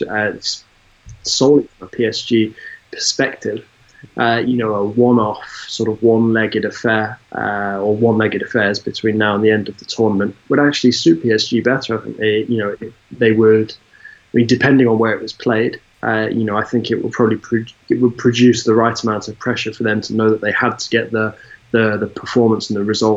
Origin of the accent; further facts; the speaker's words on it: United Kingdom; being British